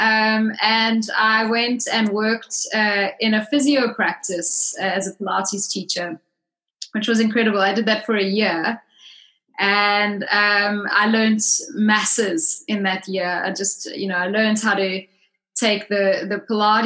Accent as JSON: {"language": "English", "country": "South Africa", "moved": "as an adult", "lives_now": "United Kingdom", "said": "I'm originally South African, and I've been in the UK since 1997."}